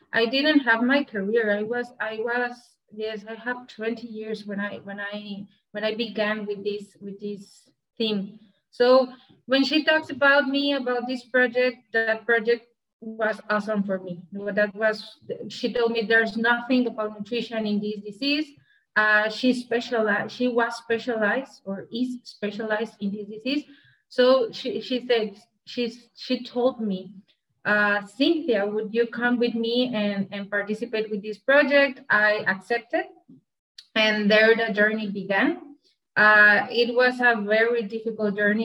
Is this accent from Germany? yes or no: no; Monterrey, Nuevo León, Mexico; I'm from Monterrey, Mexico. From the state of Nuevo León. Here is my region.